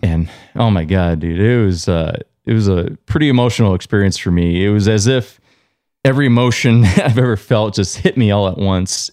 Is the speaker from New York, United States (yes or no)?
yes; Long Island, New York, United States; now in Vermont, United States; I was born in New York. I grew up in Long Island